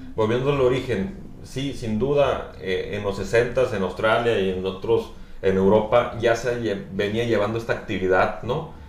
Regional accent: Navojoa, Sonora, Mexico; now in Tijuana, Mexico; yo soy originario de Sonora, de Navajo, Sonora, del noroeste. Por eso digo, pongo born and raised en, el mexicano, en el noroeste mexicano.

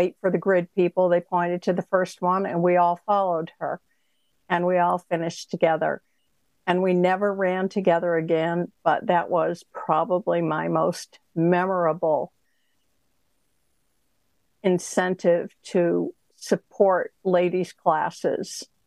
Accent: Northeast, United States; We're from the Northeast

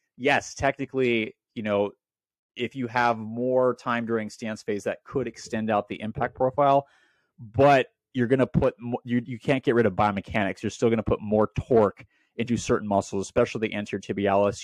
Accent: Portland, Oregon, United States; moved away; also born or lived in Welches, Oregon; I grew up in Portland, Oregon

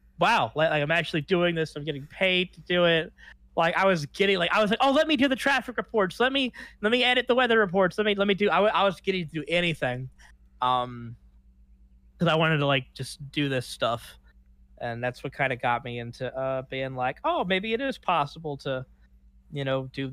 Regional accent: Baton Rouge, Louisiana, United States; moved away as an adult; now in Los Angeles, United States; my hometown of Baton Rouge, Louisiana

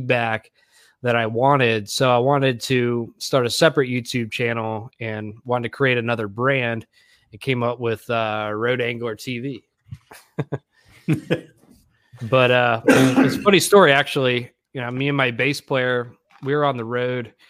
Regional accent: Greenville, South Carolina, United States; moved away as an adult; also born or lived in Florida; now in Nashville, United States; I'm originally from Greenville, South Carolina, but I moved down to Florida, God, probably 10 years ago. And then I just moved to Nashville a year ago

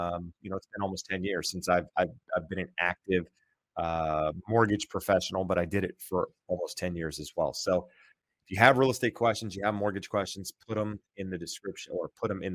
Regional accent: North Carolina, United States; moved away; I grew up in North Carolina

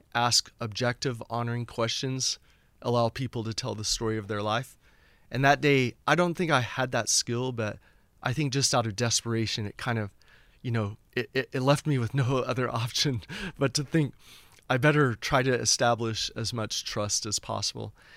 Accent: Houston, Texas, United States; born or raised there; moved away as an adult; also born or lived in Oklahoma / Lafayette, Louisiana / Boston

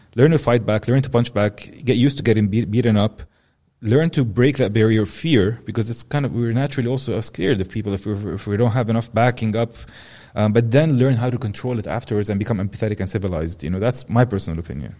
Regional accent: Amman, Amman Governorate, Jordan; I grew up in Amman

